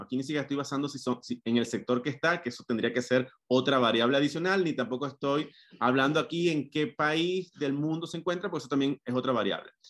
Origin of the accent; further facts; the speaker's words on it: Venezuela; moved away as an adult; soy venezolano, tengo casi ocho años fuera de, de Venezuela